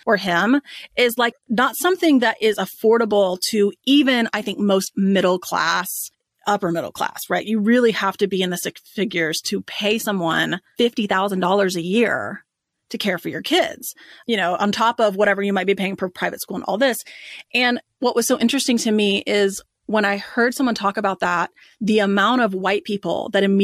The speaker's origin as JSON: {"language": "English", "town": "Dallas", "region": "Texas", "country": "United States", "tie": "born or raised there", "said": "we grew up in Dallas, Texas."}